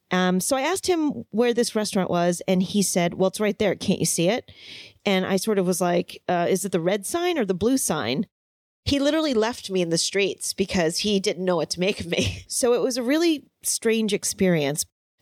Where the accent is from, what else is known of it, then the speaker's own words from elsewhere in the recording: New York, United States; I was born in New York